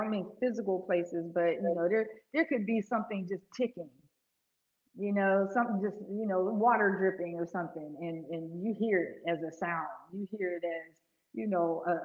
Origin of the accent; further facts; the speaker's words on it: Pittsburgh, Pennsylvania, United States; also born or lived in Aliquippa, Pennsylvania; I'm from Pittsburgh originally, Pennsylvania